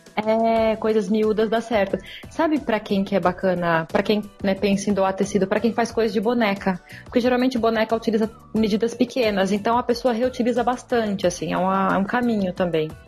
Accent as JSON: {"language": "Portuguese", "country": "Brazil", "also_born_or_lived": "New Zealand", "moved": "as an adult", "said": "Eu saí do Brasil só com roupa de verão"}